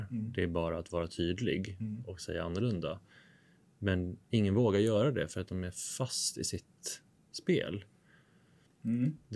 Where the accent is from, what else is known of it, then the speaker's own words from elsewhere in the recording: Sweden; jag som svensk medborgare